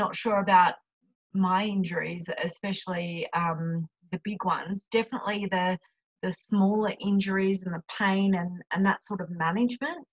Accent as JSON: {"language": "English", "country": "Australia", "accent": "Australian", "said": "my accent"}